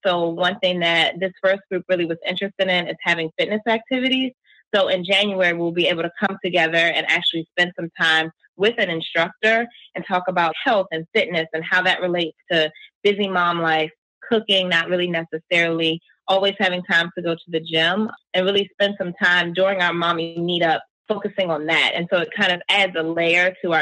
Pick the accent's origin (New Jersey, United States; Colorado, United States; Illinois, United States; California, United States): New Jersey, United States; We're from South Jersey.